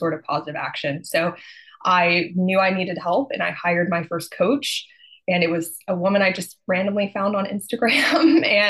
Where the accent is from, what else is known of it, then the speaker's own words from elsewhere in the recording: Texas, United States; I'm from Texas and that's what we do.